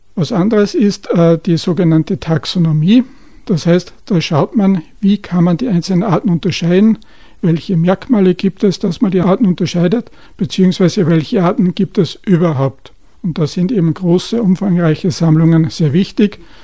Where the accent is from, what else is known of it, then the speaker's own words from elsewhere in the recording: Upper Austria, Austria; bei uns in Oberösterreich